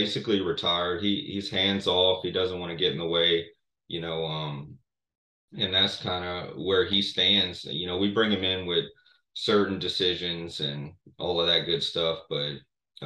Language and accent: English; Morgan City, Louisiana, United States; growing up in Morgan City, I would say as a lifer here